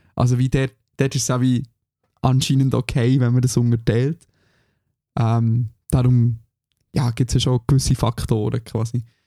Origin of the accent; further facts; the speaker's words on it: Switzerland; now in Germany; für mich als Schweizer